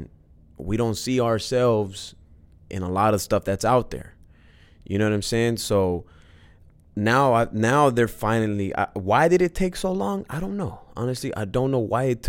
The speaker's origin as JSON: {"language": "English", "town": "Los Angeles", "region": "California", "country": "United States", "tie": "born or raised there", "said": "I was born and raised"}